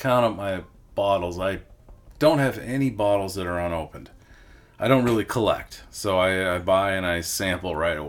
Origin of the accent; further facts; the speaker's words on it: Lower Michigan, United States; moved away as an adult; now in Milwaukee, United States; I grew up in Michigan, in Lower Michigan, and moved to Milwaukee about in 2003, and lived here ever since